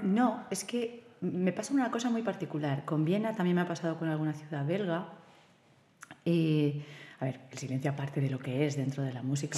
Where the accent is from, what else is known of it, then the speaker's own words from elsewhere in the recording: Silla, Valencian Community, Spain; yo soy de Silla, pero hemos tenido mucha tradición con el coro